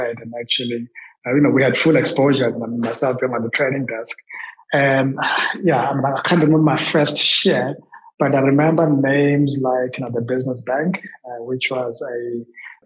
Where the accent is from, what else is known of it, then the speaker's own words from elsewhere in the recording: Soweto, Gauteng, South Africa; also born or lived in Alexandra, Johannesburg; I grew up pretty much in Soweto, where I went through schooling